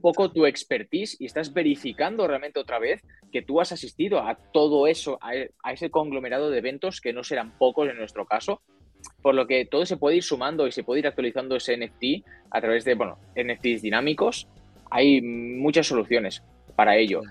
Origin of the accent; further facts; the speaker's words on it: Barcelona, Catalonia, Spain; moved away as an adult; now in Madrid, Spain; yo soy de Barcelona, soy de, España, ahora me he mudado a Madrid por, temas de, faena